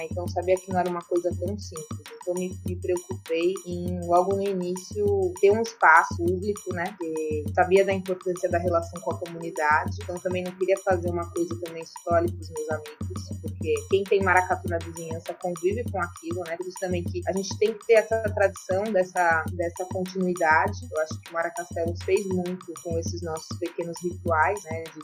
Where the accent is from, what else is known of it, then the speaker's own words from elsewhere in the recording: São Paulo, Brazil; moved away as an adult; also born or lived in Recife; now in João Pessoa, Brazil; sou natural de São Paulo, estou aqui na Paraíba desde 2013.